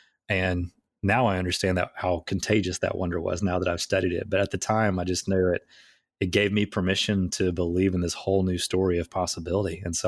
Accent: Southern US, United States; I grew up in the Bible Belt in the South

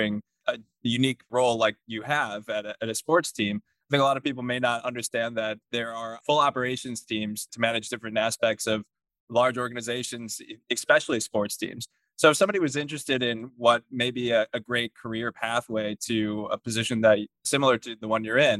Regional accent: Michigan, United States; my hometown in Michigan

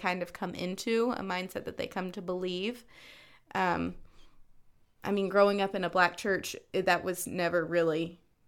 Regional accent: North Carolina, United States; moved away; I grew up in North Carolina

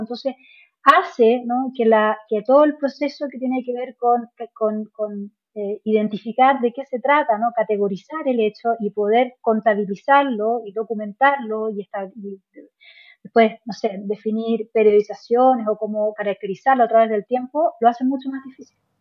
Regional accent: Chile

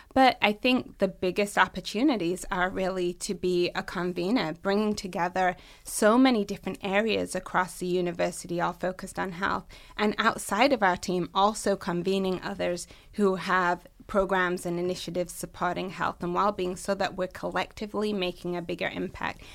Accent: England, United Kingdom; moved away as an adult; also born or lived in Massachusetts, United States; now in Michigan, United States; I'm originally from the U K, born and raised in England, and I've lived in the U S sixteen years.

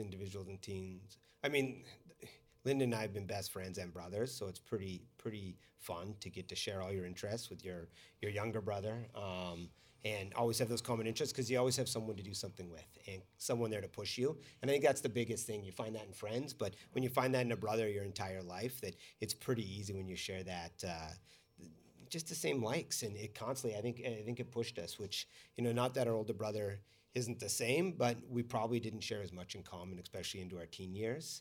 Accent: Calgary, Alberta, Canada; us growing up in Calgary was that you lived in a city

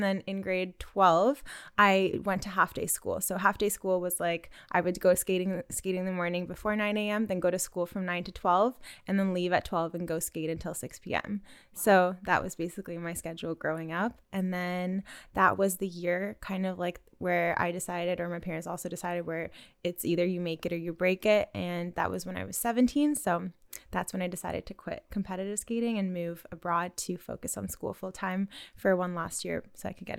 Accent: Canada; also born or lived in Russia; I was born in Canada, but spent a lot of time abroad in Russia, which is where half of my family is from. So I grew up skating between here and Russia and was just going back and forth all the time.

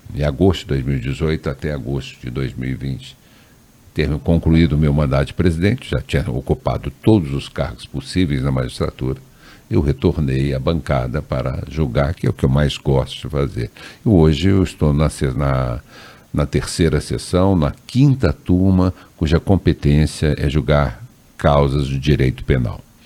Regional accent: Três Corações, Minas Gerais, Brazil; moved away as an adult; also born or lived in Andrada / Santa Rita do Sapucaí / Pouso Alegre; now in Brasília, Brazil; eu sou nascido em Três Corações, onde eu fiz todo o curso primário, ginásio, colegial.

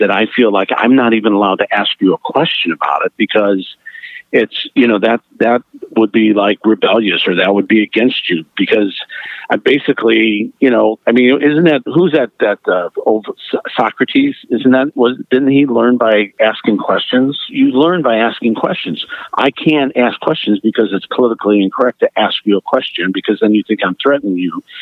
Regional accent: Cleveland, Ohio, United States; I grew up in Cleveland

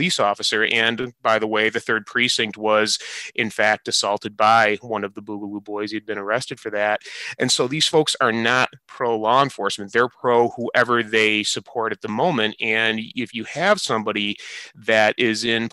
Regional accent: Michigan, United States; my home state of Michigan

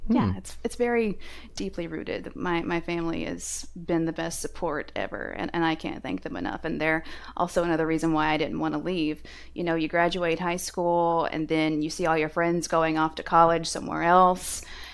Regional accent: Bowling Green, Kentucky, United States; I grew up in Bowling Green on a farm, kind of out in the Alberton, Green Hill area, and my family has had that farm since at least 1830, that we can document.

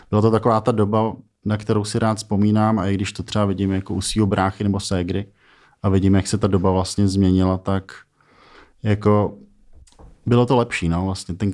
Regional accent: Frýdlant, Liberec Region, Czechia; now in Prague, Czech Republic; Narodil jsem se ve Friedlandě, mm-hmm. vlastně kousek od Liberce, taková jako taková obec nebo město vlastně s, eh, s krajinou skvělou

